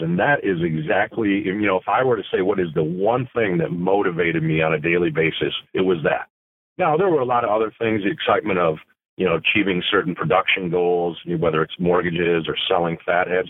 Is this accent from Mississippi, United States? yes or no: no; Flint, Michigan, United States; the Genesee County area where I was from because born and raised in Flint, Michigan.